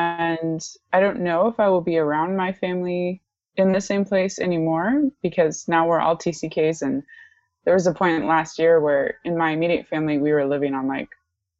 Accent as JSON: {"language": "English", "country": "DR Congo", "tie": "born or raised there", "said": "I am descended from Northwestern Europeans. I am a US citizen, and I was born and raised in Central Africa, primarily the Democratic Republic of Congo."}